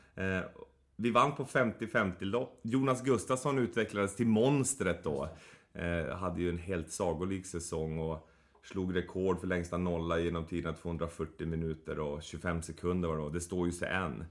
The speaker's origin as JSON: {"language": "Swedish", "town": "Boden", "region": "Norrbotten County", "country": "Sweden", "tie": "born or raised there", "moved": "yes", "said": "jag växte upp i Boden"}